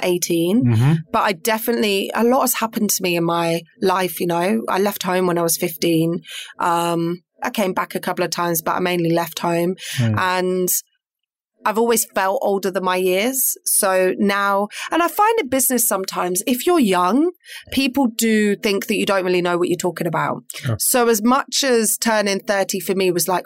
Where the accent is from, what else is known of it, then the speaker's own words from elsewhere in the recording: Peterborough, East of England, United Kingdom; I am local, born and bred Peterborough. And so I grew up in Orton